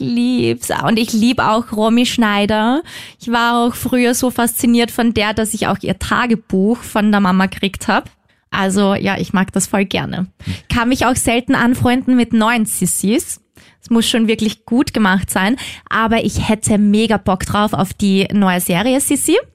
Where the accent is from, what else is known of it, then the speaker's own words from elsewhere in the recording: Austria; bei uns in Österreich